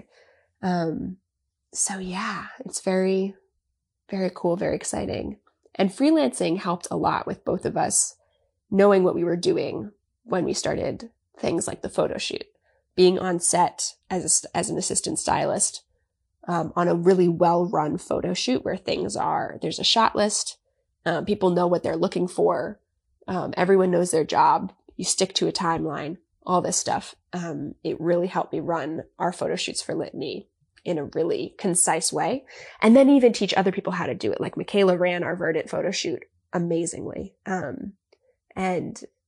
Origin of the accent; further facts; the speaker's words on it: Long Island, New York, United States; can you tell I'm from Long Island? I say Florida instead of Florida